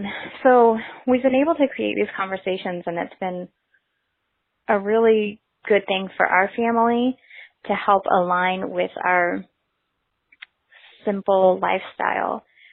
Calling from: Melbourne, Florida, United States; I'm calling from Melbourne, Florida.

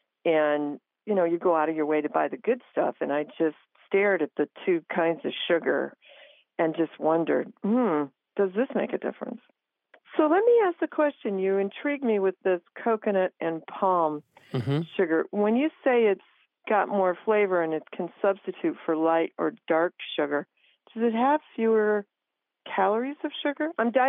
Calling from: Crown Point, Indiana, United States

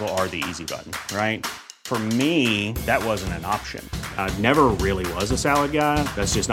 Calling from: Orlando, Florida, United States; Hey, guys … from Orlando.

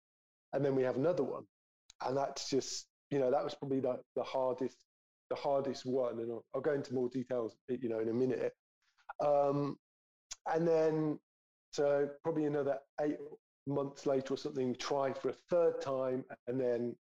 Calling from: London, United Kingdom; moved away as an adult; So I'm calling in from France because what was it? 5 years ago, my wife, she was my wife at the time, my girlfriend, we're living in London.

